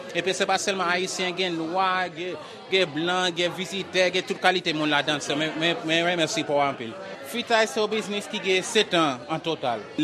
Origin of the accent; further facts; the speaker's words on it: Haiti; moved away; also born or lived in Boston; Mwen soti Haiti